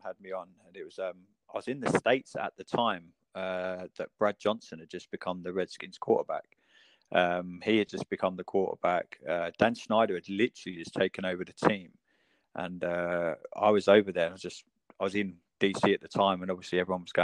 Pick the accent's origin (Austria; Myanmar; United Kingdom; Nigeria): United Kingdom; most of us in the UK.